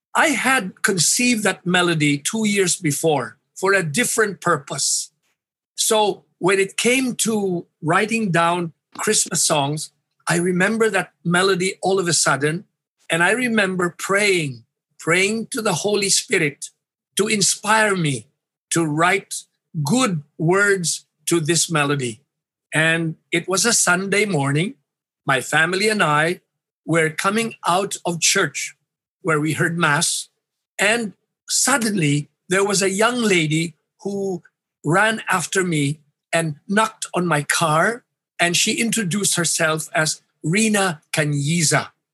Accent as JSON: {"language": "English", "town": "Iloilo City", "region": "Western Visayas", "country": "Philippines", "tie": "born or raised there", "said": "I grew up in Iloilo City in the 50s"}